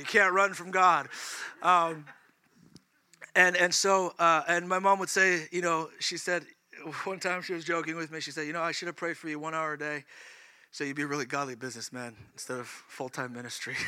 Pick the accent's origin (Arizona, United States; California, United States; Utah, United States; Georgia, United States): California, United States; moved away; I'm from California